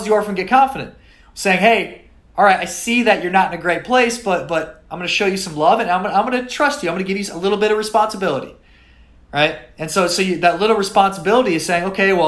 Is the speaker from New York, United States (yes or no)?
no; South Dakota, United States; moved away as an adult; also born or lived in Miami; I was from South Dakota.